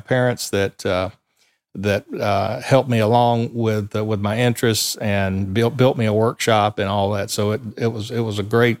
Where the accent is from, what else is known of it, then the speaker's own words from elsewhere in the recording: Sumter, South Carolina, United States; I grew up right here in Sumter, South Carolina.